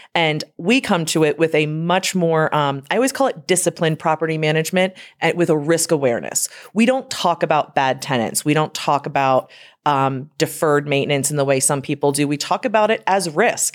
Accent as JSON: {"language": "English", "area": "Lancaster County", "region": "Pennsylvania", "country": "United States", "tie": "born or raised there", "also_born_or_lived": "Harrisburg, Pennsylvania", "said": "I'm from Lancaster County, Pennsylvania"}